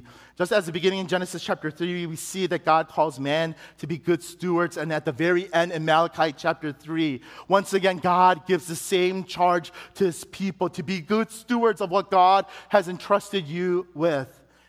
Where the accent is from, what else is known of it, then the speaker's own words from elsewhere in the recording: Chicago, Illinois, United States; we had it in Chicago, and it was at the church that I grew up in Chicago.